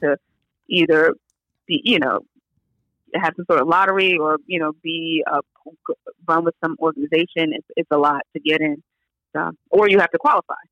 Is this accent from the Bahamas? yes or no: no; New York City, New York, United States; I'm from New York